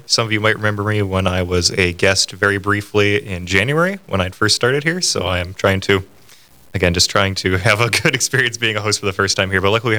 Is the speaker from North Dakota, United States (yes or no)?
yes; Grand Forks, North Dakota, United States; now in Fargo, United States; So I'm definitely a Grand Forks boy, born and raised. And then I moved out here to Fargo just a few years ago